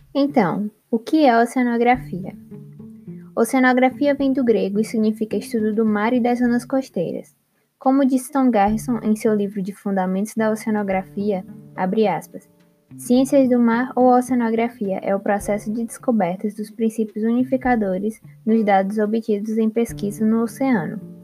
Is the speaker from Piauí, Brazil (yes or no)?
yes; Piauí, Brazil; moved away as an adult; now in Recife, Brazil; Eu sou nascida no Piauí, sim, o estado com o menor litoral do Brasil, e vim morar em Recife para fazer a graduação